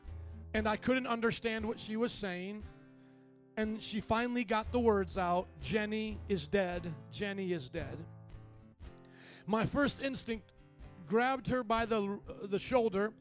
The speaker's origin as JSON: {"language": "English", "region": "Indiana", "country": "United States", "also_born_or_lived": "New Orleans, Louisiana", "moved": "as an adult", "said": "I was from the Midwest, very similar to Chicago culture, Indiana"}